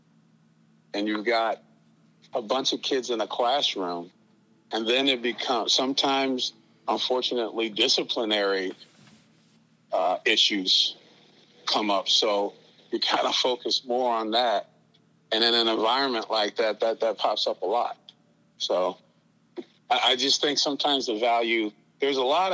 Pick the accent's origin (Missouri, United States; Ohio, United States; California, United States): Missouri, United States; St. Louis; I grew up in St. Louis City, actually the, Darce Webbe housing project in 1968